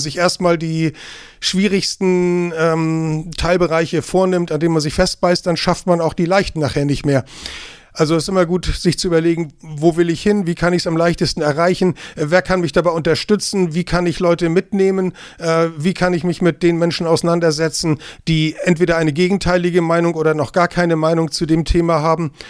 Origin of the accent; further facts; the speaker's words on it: Kiel, Schleswig-Holstein, Germany; moved away as an adult; now in Eckernförde, Germany; ich bin geborener Kieler. Ich bin in Kiel zur Schule gegangen, habe dort studiert